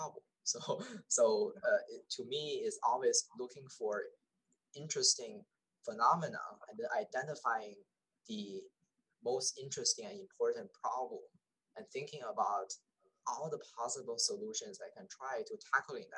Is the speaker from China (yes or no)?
yes; China; moved away; when I was small, I was born in China. So, I was in a big city